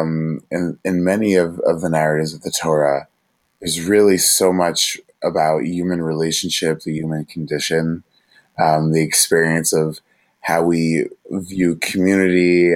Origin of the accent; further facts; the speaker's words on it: Monsey, New York, United States; I'm originally from Muncie, New York. It's a small little shtetl, little town, just 40 minutes north of New York City